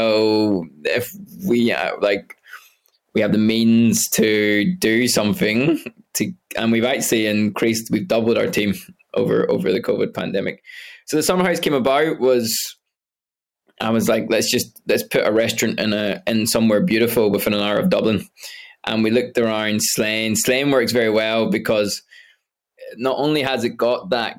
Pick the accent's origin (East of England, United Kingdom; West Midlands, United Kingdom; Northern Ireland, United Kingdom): Northern Ireland, United Kingdom; Derry; moved away as an adult; also born or lived in Scotland / London; now in Ireland; I was born in Scotland, but I grew up in Derry